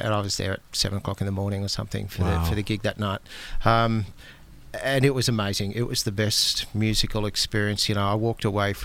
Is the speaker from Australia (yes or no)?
yes; Australia; I'm typical Aussie bloke